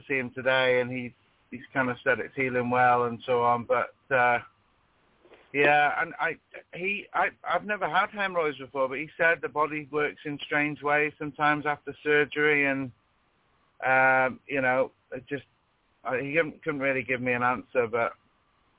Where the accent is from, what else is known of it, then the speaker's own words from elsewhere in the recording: United Kingdom; I'm from the UK, if you gather with my accent